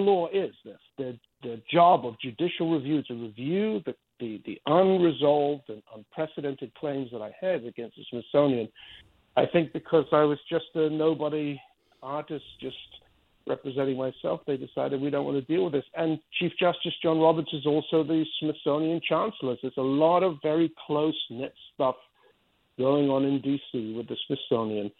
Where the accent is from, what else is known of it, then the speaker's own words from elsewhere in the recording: Spain; now in United States; I grew up in Spain where it's just a completely different world